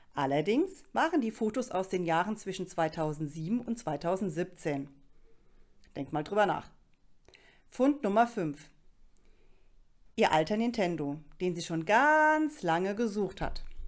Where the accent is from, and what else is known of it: Rhineland-Palatinate, Germany